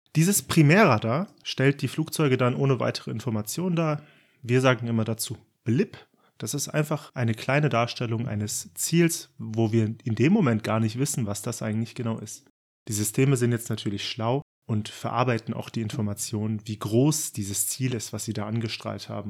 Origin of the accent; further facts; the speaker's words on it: Frankfurt and Darmstadt, South Hesse, Germany; now in Baden-Württemberg, Germany; Ich bin in Frankfurt und Darmstadt aufgewachsen, ein echter Südhesse und wohne mittlerweile im Südwesten Deutschlands im schönen Baden-Württemberg.